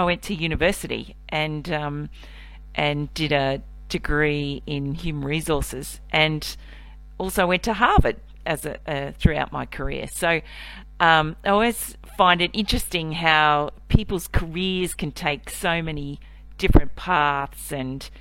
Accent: Cairns, Queensland, Australia; now in Melbourne, Australia; I was born in Melbourne, but I grew up in Cairns, which is in North Queensland

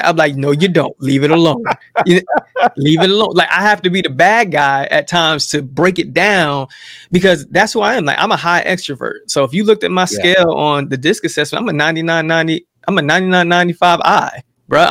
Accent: Jersey City, New Jersey, United States; that's where I come from Jersey City

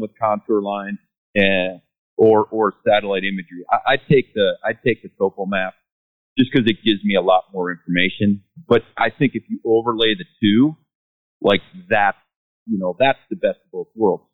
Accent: Ohio, United States; moved away; I'm from Ohio

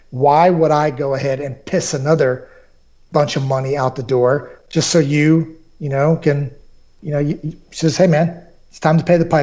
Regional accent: Fort Sherman, Colón, Panama; born there; I was born in Panama in the in the '60s

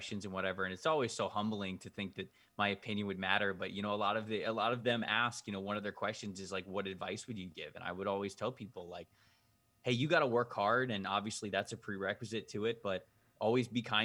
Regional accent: Bradenton, Florida, United States; I grew up just outside of Anna Maria Island in Bradenton, Florida.

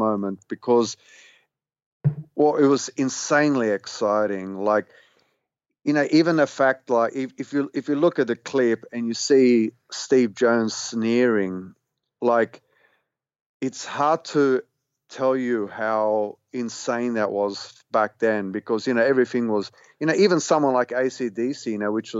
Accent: Australia; being an Australian, you know, loving like the sort of the stuff that everyone else did at that stage, being a teenager at school

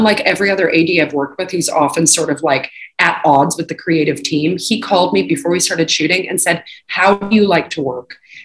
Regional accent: Canada; moved away; when I grew up and went to school, you know, high school in Canada

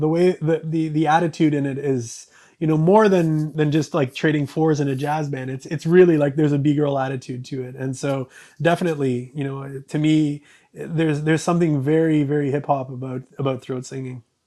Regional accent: Canada; growing up in Canada

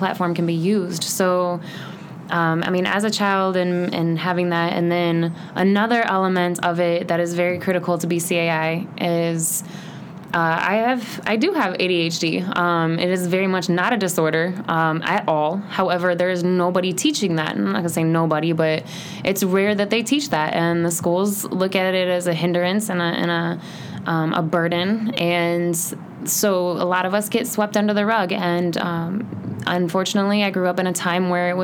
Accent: Bloomington, Illinois, United States; also born or lived in South Carolina; I have been in Bloomington Normal my entire life, minus 2 years that I was in boarding school when I was about 16 and 17 years old, and that was in South Carolina

